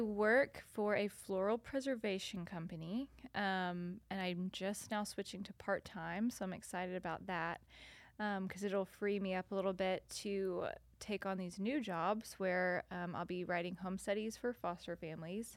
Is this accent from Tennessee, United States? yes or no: yes; north of Nashville, Tennessee, United States; moved away as an adult; also born or lived in South Carolina / Louisiana; now in Chattanooga, United States; I was born in South Carolina, lived in Louisiana, and then have lived, um, north of Nashville for the rest of the time